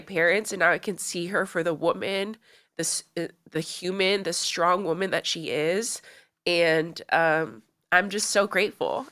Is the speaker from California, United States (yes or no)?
yes; Los Angeles, California, United States; I grew up in Los Angeles